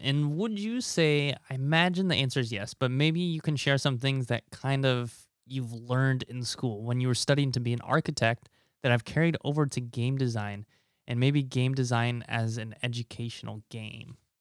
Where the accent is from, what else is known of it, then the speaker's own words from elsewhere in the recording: Nebraska, United States; moved away as an adult; my home state of Nebraska